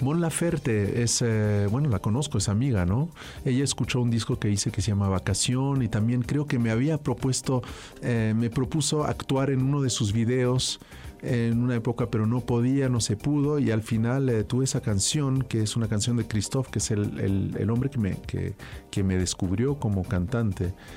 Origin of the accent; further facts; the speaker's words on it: France; yo nací en Francia